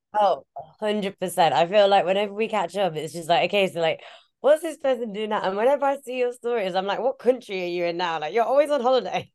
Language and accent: English; Leeds, Yorkshire and the Humber, United Kingdom; now in London, United Kingdom; we grew up in Leeds